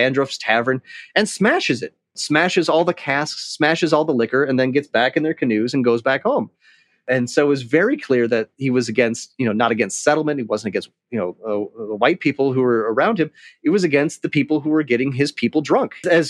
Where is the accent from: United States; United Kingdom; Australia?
United States; Quad Cities; I grew up in the Quad Cities, Iowa, Illinois, right on the Mississippi River. Not really known for much